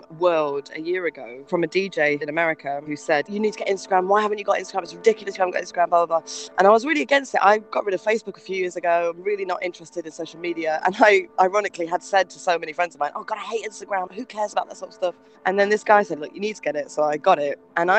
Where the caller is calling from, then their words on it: Rotterdam, South Holland, Netherlands; I'm calling from Rotterdam today.